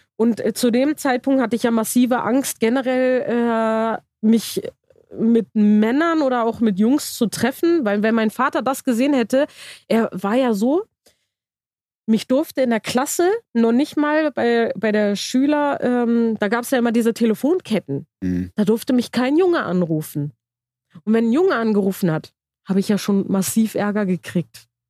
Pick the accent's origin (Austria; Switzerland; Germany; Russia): Germany; Ich bin in Deutschland geboren